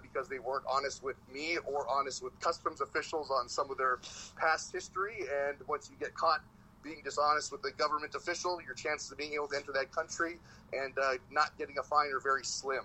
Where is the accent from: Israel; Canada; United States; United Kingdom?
Canada; us Canadian wrestlers